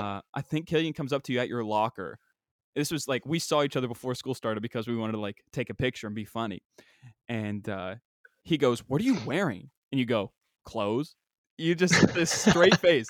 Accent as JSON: {"language": "English", "town": "Parkersburg", "region": "West Virginia", "country": "United States", "tie": "born or raised there", "said": "growing up in Parkersburg"}